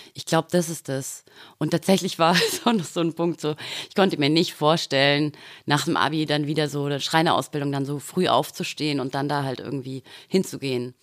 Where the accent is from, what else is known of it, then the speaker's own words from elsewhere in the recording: Dorfen, Bavaria, Germany; moved away; also born or lived in Austria; Ich bin auf dem Land aufgewachsen tatsächlich ah, ja. mhm. und bin dann mit Glatze ins Dorfener Gymnasium